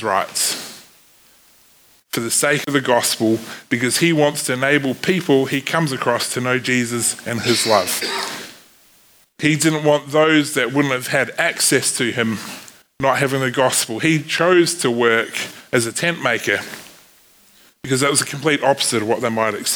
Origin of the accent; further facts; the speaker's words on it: New Zealand; accent: Kiwi; my Kiwi accent